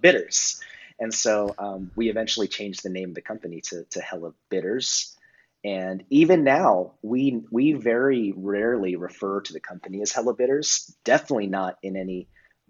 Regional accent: West Coast, United States; moved away as an adult; also born or lived in New York; now in Los Angeles, United States; I grew up on the West Coast

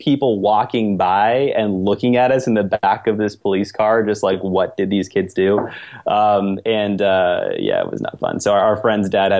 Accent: Lakeside, California, United States; I'm from Lakeside

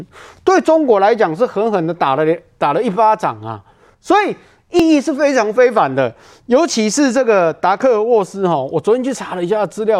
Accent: Taiwan; 作为台湾人的你，或许跟我一样的心情，

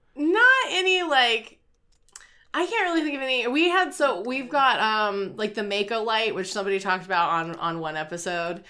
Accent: Wilmington, North Carolina, United States; I'm from Wilmington, North Carolina

